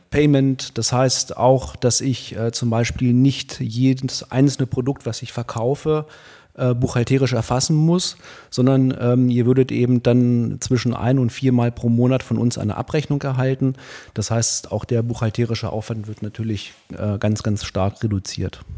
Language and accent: German; Hildesheim, Lower Saxony, Germany; ich bin hier in Hildesheim geboren, äh, 1977